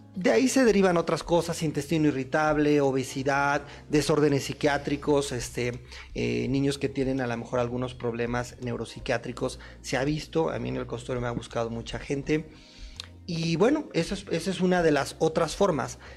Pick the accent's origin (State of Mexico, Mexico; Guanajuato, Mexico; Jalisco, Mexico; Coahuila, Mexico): Guanajuato, Mexico; yo, soy de Guanajuato, yo soy de provincia